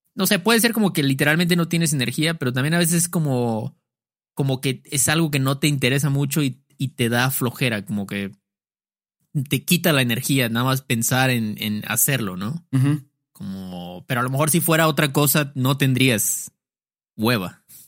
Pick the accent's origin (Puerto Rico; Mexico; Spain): Mexico; decimos mucho en México